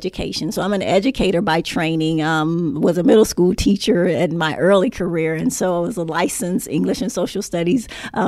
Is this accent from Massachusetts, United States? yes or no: no; Los Angeles, California, United States; moved away; I grew up in Los Angeles, grew up in South Central L.A., about four blocks from the L.A. Sports Arena